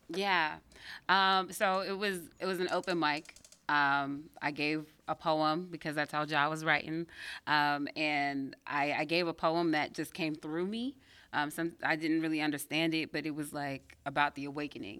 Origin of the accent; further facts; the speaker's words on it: Pittsburgh, Pennsylvania, United States; born in Belsover, and I grew up, um, in the suburbs